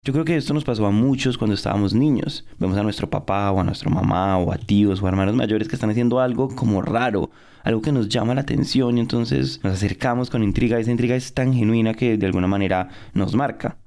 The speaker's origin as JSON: {"language": "Spanish", "country": "Colombia", "tie": "born or raised there", "said": "ubicada en la zona cafetera del país, muy muy cerca donde yo crecí"}